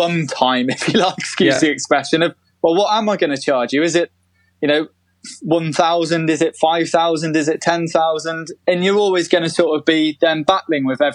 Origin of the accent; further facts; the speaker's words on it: United Kingdom; as British people